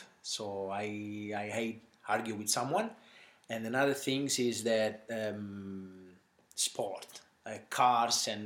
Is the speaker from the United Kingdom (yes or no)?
no; South Italy, Italy; moved away as an adult; now in Australia; I come from Italy, South Italy, more precisely.